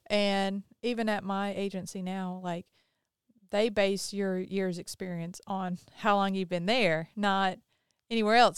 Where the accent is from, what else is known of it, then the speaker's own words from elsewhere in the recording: the South, United States; we're from the South